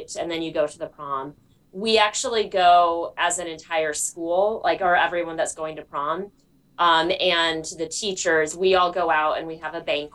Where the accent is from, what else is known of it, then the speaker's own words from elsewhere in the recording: Freeport, Illinois, United States; I grew up in Freeport, but I went to the public school.